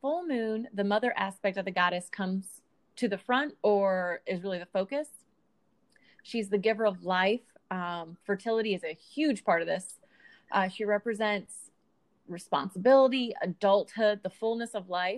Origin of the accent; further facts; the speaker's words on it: United States; the American in us